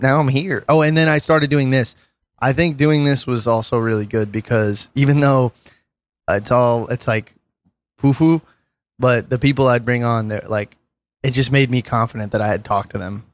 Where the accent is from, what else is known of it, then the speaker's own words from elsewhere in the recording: New York City, New York, United States; I'm from Brooklyn